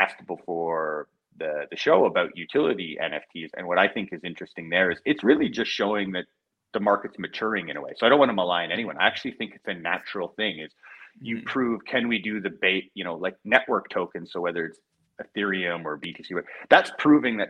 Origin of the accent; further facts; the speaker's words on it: Canada; moved away as an adult; I'm Canadian